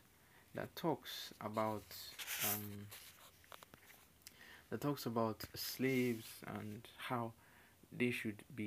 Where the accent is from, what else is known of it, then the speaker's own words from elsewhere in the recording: Nigeria; I'm African, I'm Nigerian